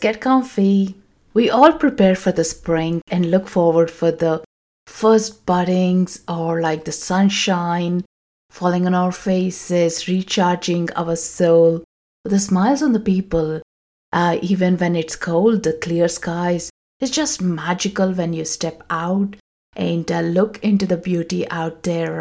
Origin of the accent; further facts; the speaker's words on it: South India, India; moved away; I come from South India, we have a festival called Ugadi